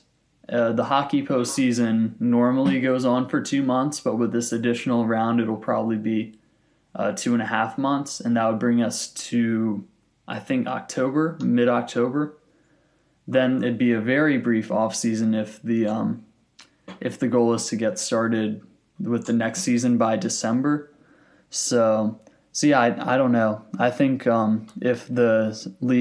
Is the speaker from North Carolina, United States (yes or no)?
yes; North Carolina, United States; my home state of the North Carolina Courage